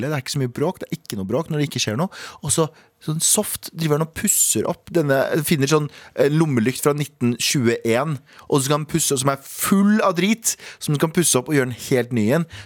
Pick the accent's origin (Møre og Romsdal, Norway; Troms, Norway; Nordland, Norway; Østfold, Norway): Østfold, Norway; Mysen; Jeg er fra Mysen